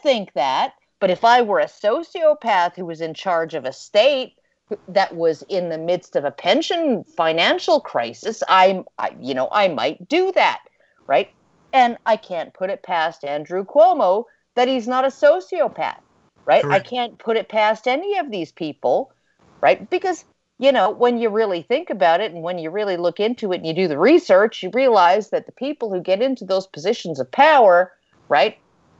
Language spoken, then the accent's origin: English; Canada; I'm a Canadian